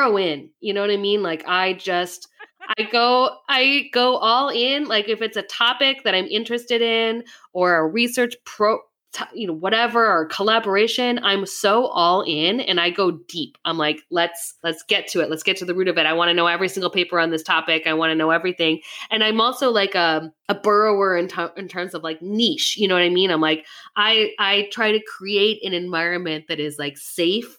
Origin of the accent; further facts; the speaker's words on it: Minnesota, United States; I'm from Minnesota